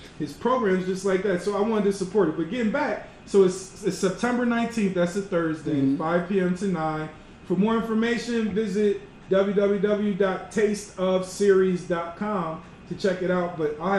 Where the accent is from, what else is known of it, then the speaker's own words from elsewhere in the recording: Philadelphia, Pennsylvania, United States; Because I was from Philly, Delaware. I didn't have that.